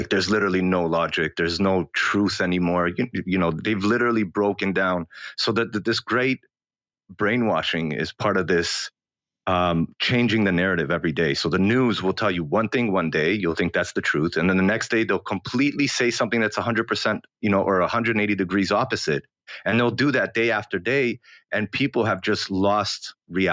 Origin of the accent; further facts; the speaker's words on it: Canada; also born or lived in Australia; now in Israel; So I grew up in Canada, and then I moved all over the world, and I came back to Israel about 6 years ago